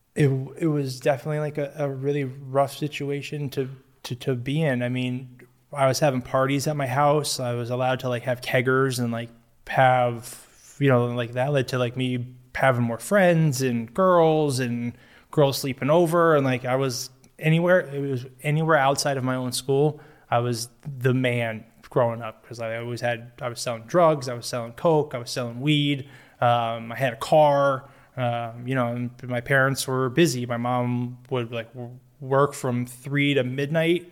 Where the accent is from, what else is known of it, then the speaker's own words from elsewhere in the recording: Newtown, Connecticut, United States; I grew up in Newtown, Connecticut, Sandy Hook specifically